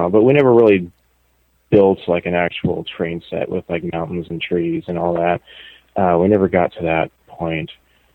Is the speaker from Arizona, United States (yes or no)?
yes; Phoenix, Arizona, United States; moved away as an adult; also born or lived in Japan; now in Shizuoka Prefecture, Japan; I'm from Phoenix, Arizona area